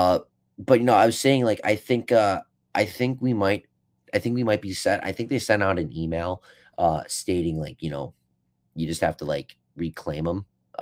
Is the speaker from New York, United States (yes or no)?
yes; West Seneca, New York, United States; West Seneca.